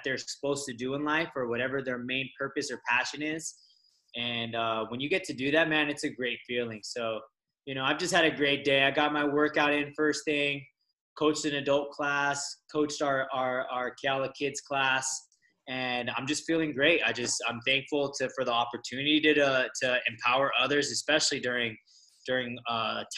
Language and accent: English; Las Vegas, Nevada, United States; moved away as an adult; also born or lived in Los Angeles, United States; now in Kauai, United States; I grew up in Las Vegas. So I'm actually, I was born in LA and grew up in Las Vegas